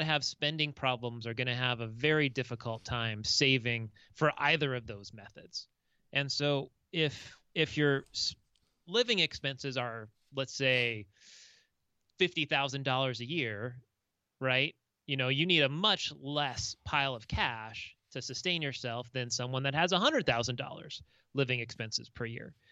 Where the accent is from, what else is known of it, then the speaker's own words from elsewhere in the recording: Orange County, Southern California, United States; moved away as an adult; also born or lived in Seattle, Washington; now in Minnesota, United States; I'm from Southern California originally, grew up in Orange County in L A County